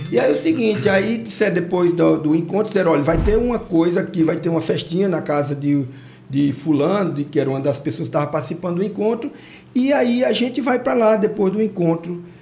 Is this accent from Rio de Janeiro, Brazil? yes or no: no; Goiás, Brazil; also born or lived in Tocantins; now in Nova Olinda, Brazil; eu fui criado lá no Goiás.